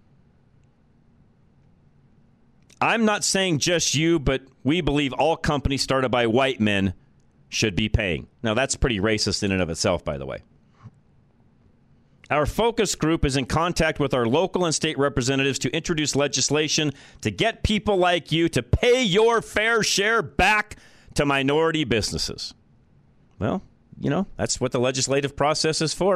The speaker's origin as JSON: {"language": "English", "town": "Boulder", "region": "Colorado", "country": "United States", "tie": "born or raised there", "said": "Boulder is my native town. It's where I grew up"}